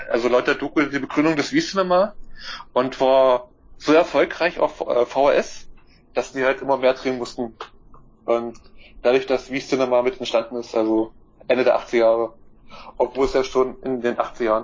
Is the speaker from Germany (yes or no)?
yes; Germany; ich bin Deutscher.